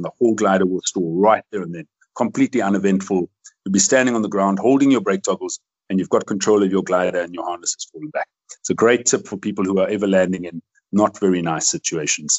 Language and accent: English; South Africa; I love my country. I love where I live. I'm a South African, although I have a Belgian passport